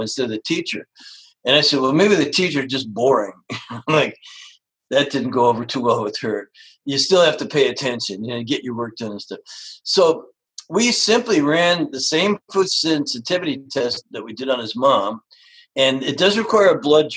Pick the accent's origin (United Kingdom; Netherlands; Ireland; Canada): Canada; moved away; I grew up actually in Canada